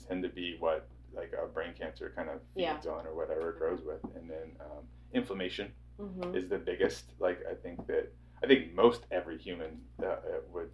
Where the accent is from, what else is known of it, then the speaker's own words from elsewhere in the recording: Fredericktown, Ohio, United States; I grew up in Fredericktown, Ohio